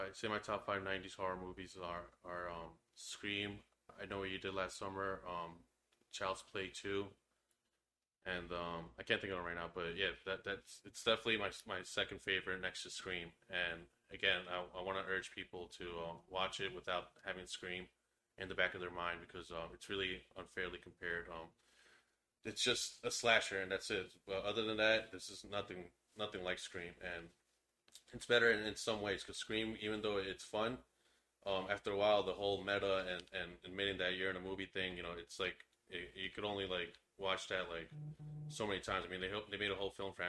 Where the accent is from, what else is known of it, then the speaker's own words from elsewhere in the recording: Long Island, New York, United States; We're from Long Island